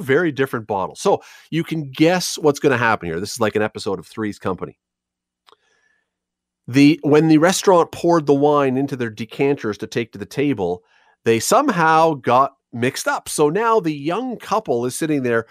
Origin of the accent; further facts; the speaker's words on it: Toronto, Ontario, Canada; now in Hamilton, Canada; I'm from Toronto originally, yes, but I've chosen to live here.